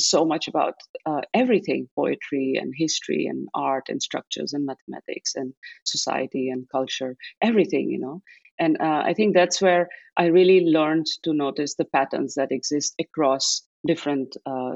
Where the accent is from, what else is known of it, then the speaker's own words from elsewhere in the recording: Delhi, India; moved away as an adult; now in Netherlands; grew up in Delhi in a Sikh family